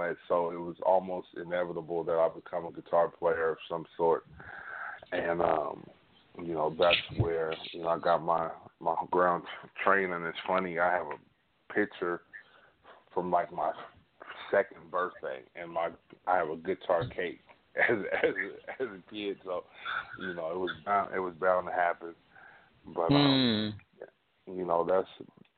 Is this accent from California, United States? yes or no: yes; Sacramento, California, United States; I'm from Sacramento, California, born and raised.